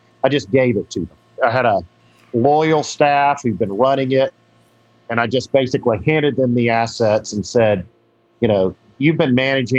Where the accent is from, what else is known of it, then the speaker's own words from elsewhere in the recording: Georgia, United States; I was from Georgia.